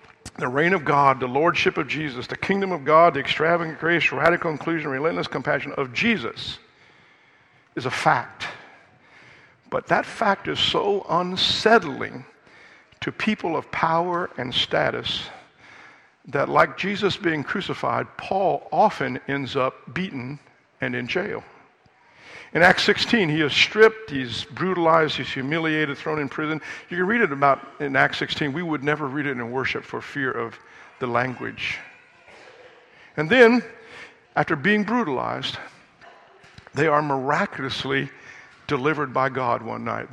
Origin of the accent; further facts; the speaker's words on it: United States; I'm an American.